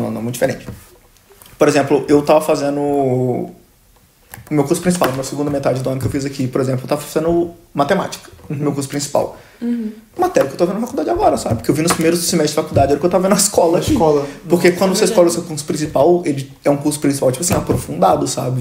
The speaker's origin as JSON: {"language": "Portuguese", "town": "Belo Horizonte", "region": "Minas Gerais", "country": "Brazil", "moved": "as an adult", "lives_now": "Germany", "said": "eu sou de BH"}